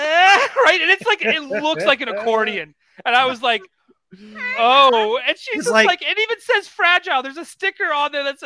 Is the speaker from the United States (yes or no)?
no; Canada; So now I'm paying the price by being a Canadian.